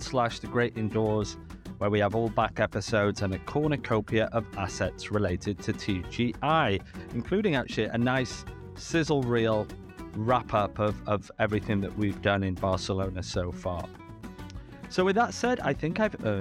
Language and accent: English; England, United Kingdom; now in Canada; I'm English